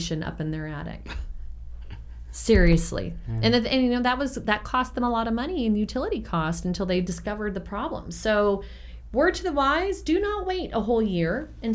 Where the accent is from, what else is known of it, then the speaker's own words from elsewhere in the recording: San Francisco, California, United States; moved away; I grew up in San Francisco in the Sunset District